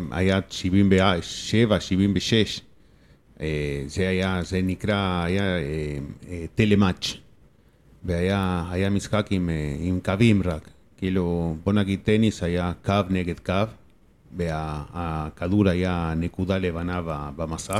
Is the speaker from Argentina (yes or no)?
yes; Argentina; Hebrew is a second language; now in Israel; אני בא מארגנטינה